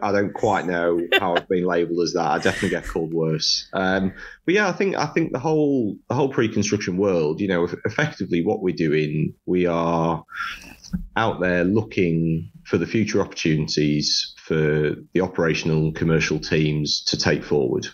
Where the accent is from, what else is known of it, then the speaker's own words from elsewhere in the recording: Sunderland, North East England, United Kingdom; moved away as an adult; also born or lived in Loughborough; born and raised in Sunderland